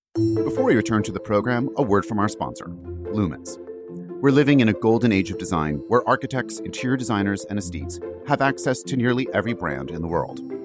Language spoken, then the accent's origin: English; New York City, New York, United States; as a New Yorker